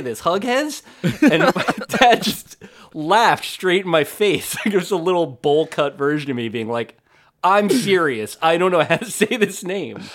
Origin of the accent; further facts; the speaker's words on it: New Jersey, United States; I'm from New Jersey